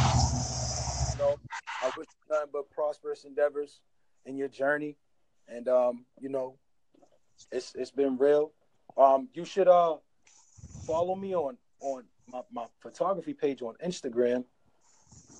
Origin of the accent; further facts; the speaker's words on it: Alabama, United States; now in Boston, United States; I'm from Alabama